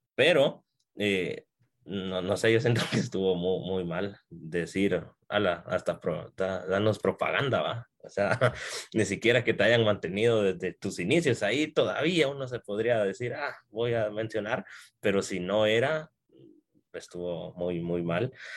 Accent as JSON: {"language": "Spanish", "country": "Guatemala", "said": "soy guatemalteco."}